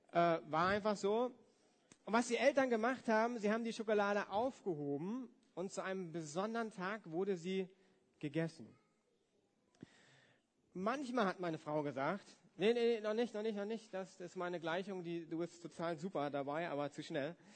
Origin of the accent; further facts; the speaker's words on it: Germany; Ich komme ja aus dem Westen, von daher äh, haben wir auch geschickt